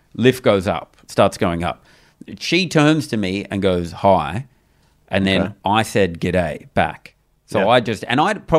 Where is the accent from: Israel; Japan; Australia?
Australia; accent: Australian; I've got an Australian accent.